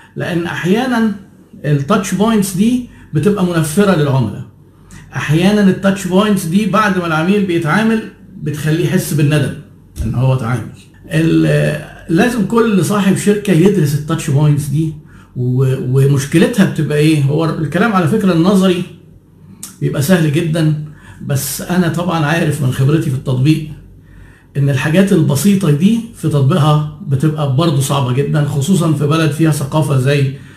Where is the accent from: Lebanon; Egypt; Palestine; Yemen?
Egypt; عندنا في مصر